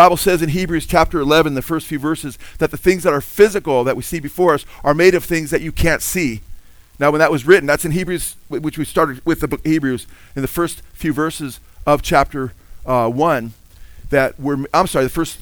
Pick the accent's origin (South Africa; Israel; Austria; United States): United States; My citizenship as an American is secondary to my citizenship of God's kingdom